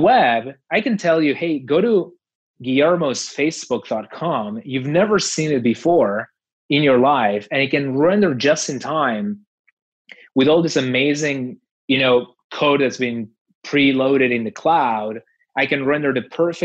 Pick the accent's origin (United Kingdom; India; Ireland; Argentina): Argentina; outside of the city of Buenos Aires, Buenos Aires Province; moved away; in my country, like where I grew up, which is outside of the city of Buenos Aires